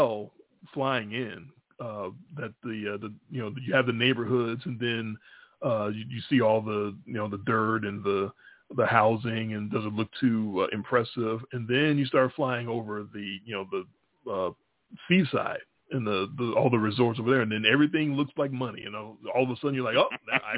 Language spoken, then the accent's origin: English; Chicago, Illinois, United States; We're from Chicago though. We're used to segregation